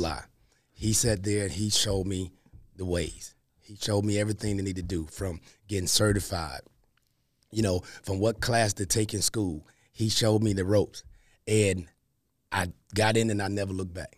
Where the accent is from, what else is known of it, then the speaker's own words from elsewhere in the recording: Columbus, Mississippi, United States; accent: Southern; moved away as an adult; as you can hear in my voice, you're gonna hear the Southernness, right? Born and raised in Columbus, Mississippi